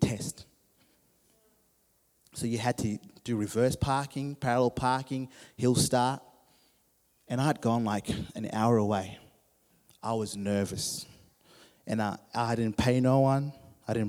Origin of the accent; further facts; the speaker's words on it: Zimbabwe; When I was 16, growing up in Zimbabwe